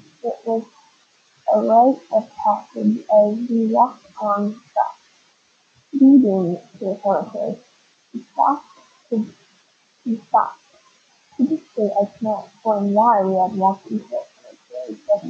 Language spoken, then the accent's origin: English; La Crosse, Wisconsin, United States; a freshman in high school, my hometown of La Croix, Wisconsin, I was sleeping over at my friend Tom's house.